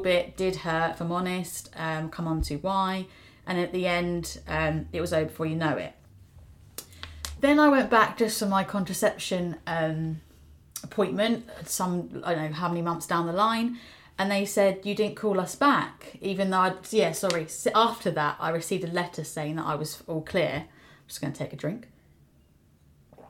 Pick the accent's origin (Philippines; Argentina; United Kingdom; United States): United Kingdom; as a British person